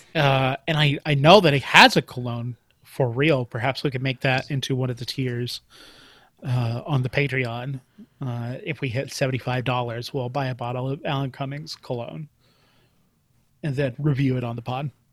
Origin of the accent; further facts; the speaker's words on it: Sand Springs, Oklahoma, United States; i grew up in sand springs oklahoma